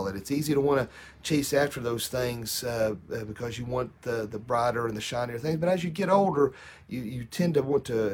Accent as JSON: {"language": "English", "country": "United States", "said": "United States"}